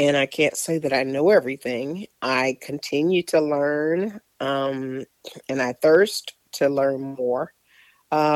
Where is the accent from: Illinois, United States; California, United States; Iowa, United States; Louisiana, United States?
Illinois, United States; Chicago; I grew up in Chicago.